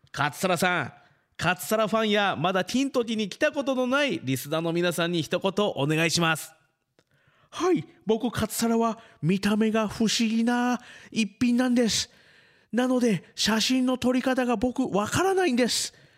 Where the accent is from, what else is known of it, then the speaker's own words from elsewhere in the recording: Fuji, Shizuoka, Japan; 生まれも育ちも富士市